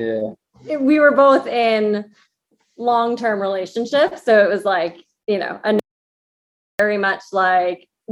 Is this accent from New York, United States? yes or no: yes; New York, United States; And I live in New York, grew up in New York. So I've been here my entire life, with the exception of those years at Villanova.